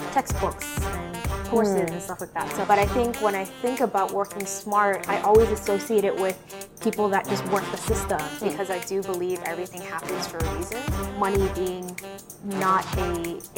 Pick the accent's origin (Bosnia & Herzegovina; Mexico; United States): United States; Boston, Massachusetts; moved away as an adult; also born or lived in Syracuse, New York; now in Irving, Texas, United States; I'm originally from Boston. I was born and raised there, and I eventually made the move to Texas when I got the job offer from Microsoft